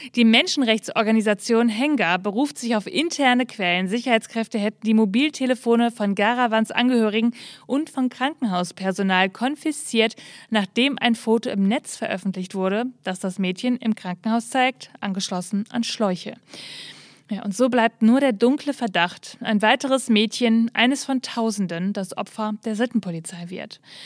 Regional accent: North Rhine-Westphalia, Germany; Für mich als Ostwestfälin

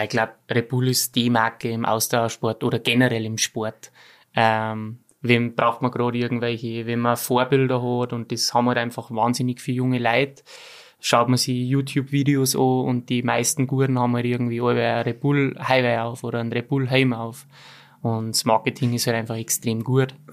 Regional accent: Ramsau, Bavaria, Germany; now in Austria; bei uns in Ramsau haben wir ja fünf Monate Winter, gell.

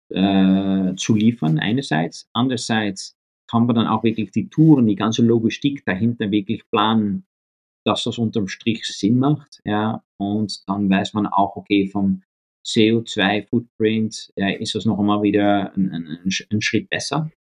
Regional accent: The Hague, South Holland, Netherlands; German is a second language; moved away; ich bin aufgewachsen in Den Haag, äh, in, in, mhm. Holland

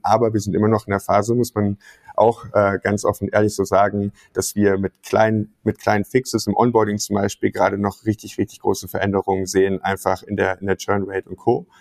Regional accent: Mönchengladbach, North Rhine-Westphalia, Germany; moved away as an adult; also born or lived in Münster; bin in Gladbach groß geworden und habe da 2018 Abitur gemacht

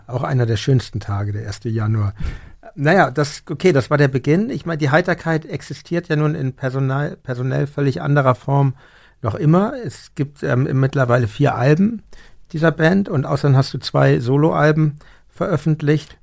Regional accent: Hamburg, Germany; als Hamburger äh, aufgewachsen

